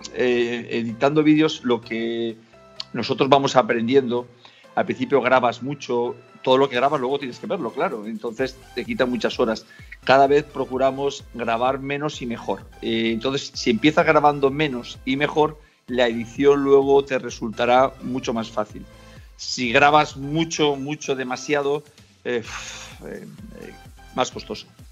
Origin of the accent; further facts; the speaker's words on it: Spain; moved away; also born or lived in Brazil; yo soy español